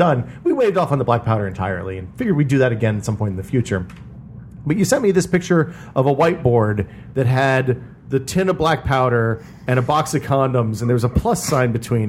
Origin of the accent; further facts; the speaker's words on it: Northeast Tennessee, United States; I grew up in Tennessee, and in Northeast Tennessee, you can get black powder kind of anywhere.